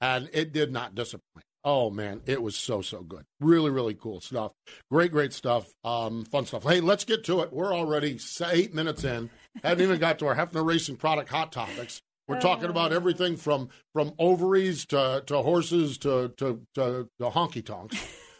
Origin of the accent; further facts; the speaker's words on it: Myerstown, Pennsylvania, United States; I'm from Myerstown, Pennsylvania. I'm even called the ….